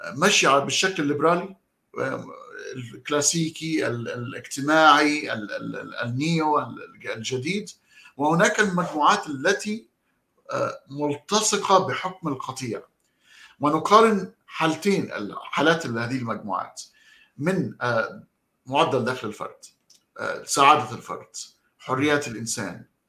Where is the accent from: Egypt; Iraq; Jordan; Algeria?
Egypt; عندنا في مصر